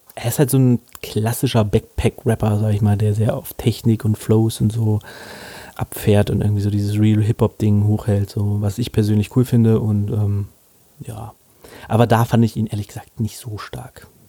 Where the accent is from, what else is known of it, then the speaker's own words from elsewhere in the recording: Hanover, Lower Saxony, Germany; als Hannoveraner